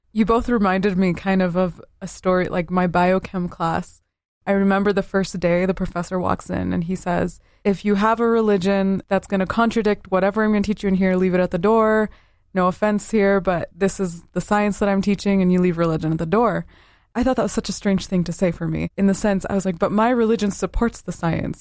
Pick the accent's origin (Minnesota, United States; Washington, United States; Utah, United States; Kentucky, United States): Utah, United States; Southern; Growing up in Southern Utah, everyone around me was majority of the L D S faith